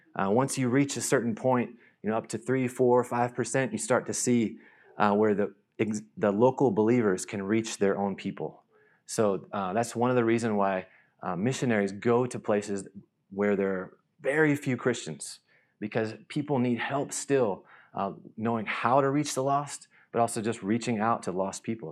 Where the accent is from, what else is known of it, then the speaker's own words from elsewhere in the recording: North Carolina, United States; moved away as an adult; also born or lived in Nashville; now in Thailand; I grew up in North Carolina